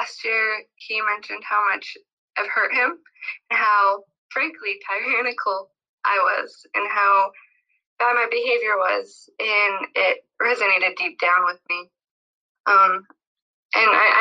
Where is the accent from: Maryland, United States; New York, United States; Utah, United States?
Utah, United States; now in California, United States; I'm from Utah. I live in California